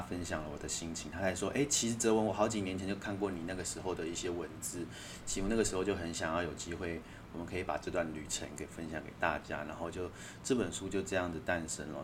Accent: Taiwan; accent: Taiwanese; 他听我的口音就说：“你是台湾人吧？”我说是

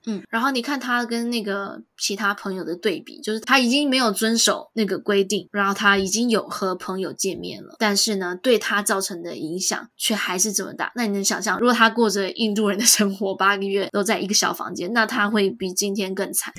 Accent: Taiwan; moved away; 我是台湾人

